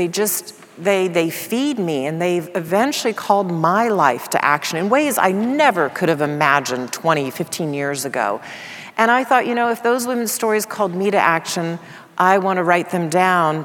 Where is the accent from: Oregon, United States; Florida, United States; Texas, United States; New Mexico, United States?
Texas, United States; Dallas; I grew up in Dallas, Texas